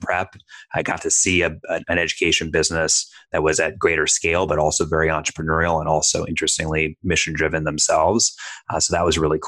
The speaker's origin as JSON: {"language": "English", "region": "Minnesota", "country": "United States", "tie": "born or raised there", "said": "I grew up in Minnesota"}